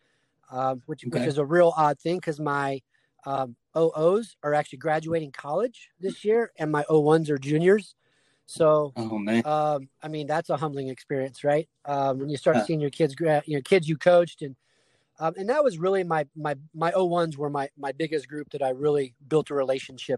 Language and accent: English; Dallas, Texas, United States; also born or lived in Illinois; I grew up in Dallas. I was born in Illinois, moved to Texas when I was 3